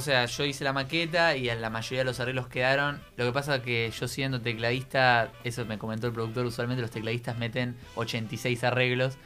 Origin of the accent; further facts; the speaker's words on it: Quilmes, Buenos Aires Province, Argentina; yo soy de Quilmes.